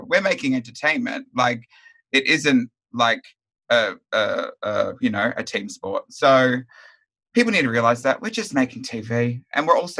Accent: Melbourne, Victoria, Australia; My favorite look is either my hometown Melbourne look, the graffiti one from the first episode

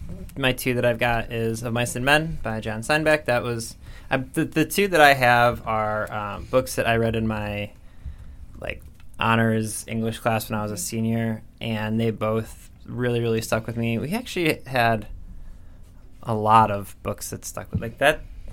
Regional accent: Lorain, Ohio, United States; My hometown.

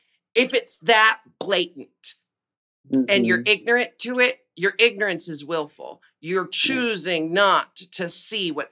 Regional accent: Portland, Oregon, United States; I was born and raised in Portland, Oregon

